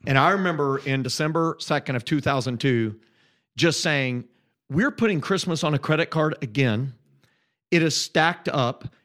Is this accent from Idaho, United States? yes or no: no; just south of Indianapolis, United States; moved away as an adult; I grew up in Indiana